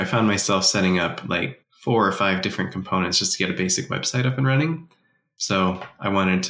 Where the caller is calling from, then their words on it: Utah, United States; And I'm joining in from Utah.